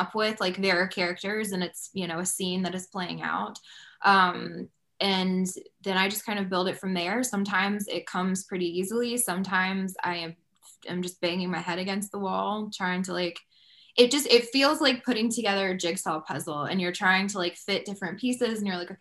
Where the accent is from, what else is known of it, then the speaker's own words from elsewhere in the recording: Georgia, United States; moved away as an adult; also born or lived in Nashville area, Tennessee; I am from Georgia originally and then lived in Tennessee for 7 or 8 years